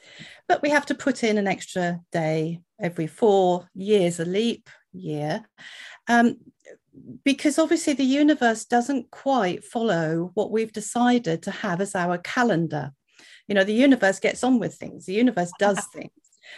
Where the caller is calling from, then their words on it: Wales, United Kingdom; I'm in Wales in the UK, so thank you very much for having me today.